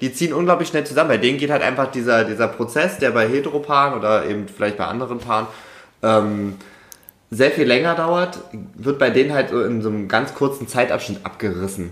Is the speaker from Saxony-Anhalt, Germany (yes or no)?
yes; Saxony-Anhalt, Germany; now in Stuttgart, Germany; Sachsen-Anhalt ist ein sehr langweiliges Bundesland